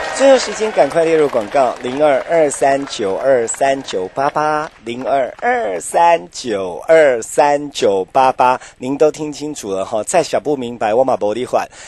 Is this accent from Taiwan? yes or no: yes; Taiwan; 我们闽南人，咱台湾人